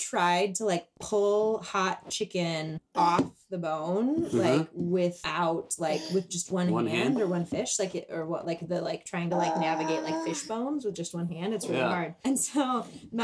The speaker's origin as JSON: {"language": "English", "region": "Wisconsin", "country": "United States", "tie": "born or raised there", "moved": "yes", "said": "I'm from Wisconsin. If I was back in my hometown"}